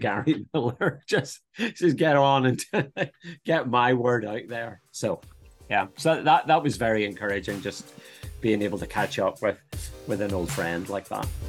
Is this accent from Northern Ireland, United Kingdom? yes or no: yes; Northern Ireland, United Kingdom; moved away as an adult; also born or lived in Dublin, Ireland; now in Brisbane, Australia; I'm, I'm from Northern Ireland, uh, born just outside Belfast